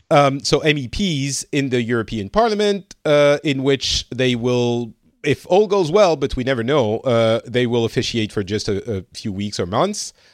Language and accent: English; France; now in Finland; I'm From France, originally, I, uh, currently am residing in Finland